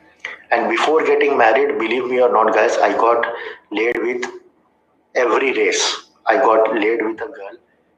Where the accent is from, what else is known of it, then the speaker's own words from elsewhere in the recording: India; accent: Indian; English is a second language; Indian accent, he helped me. My accent was worse.